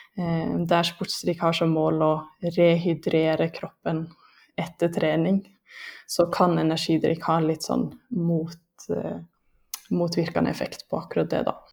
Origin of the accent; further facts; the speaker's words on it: Lærdal, Vestland, Norway; now in Lillehammer, Norway; Jeg er fra Lærdal